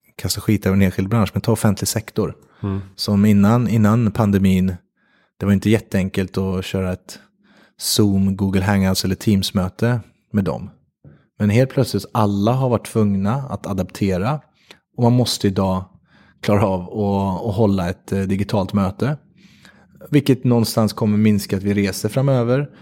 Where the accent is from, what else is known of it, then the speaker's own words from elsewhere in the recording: Värmland, Sweden; Jag kommer från Värmland